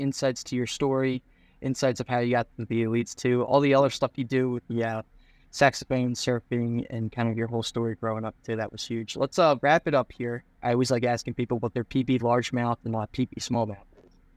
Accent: Philadelphia, Pennsylvania, United States; I'm from the Philadelphia area

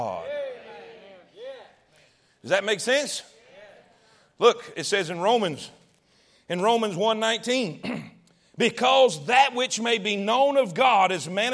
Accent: East Coast, United States; moved away; I grew up on the East Coast

